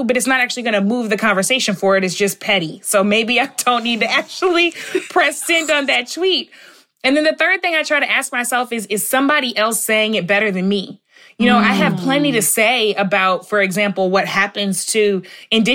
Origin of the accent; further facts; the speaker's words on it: St. Louis, Missouri, United States; We're both from St. Louis